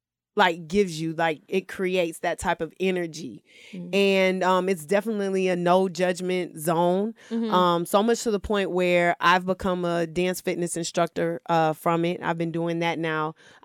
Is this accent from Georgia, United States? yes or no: yes; Stone Mountain, Georgia, United States; So I'm originally from Atlanta, born and raised. Stone Mountain specifically.